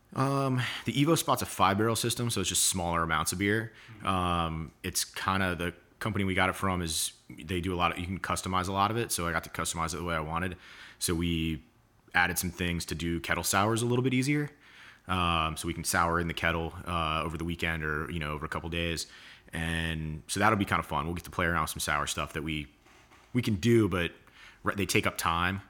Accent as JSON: {"language": "English", "town": "Atlanta", "region": "Georgia", "country": "United States", "tie": "born or raised there", "also_born_or_lived": "Denver", "moved": "as an adult", "lives_now": "Charleston, United States", "said": "I was in Atlanta till college and then Charleston"}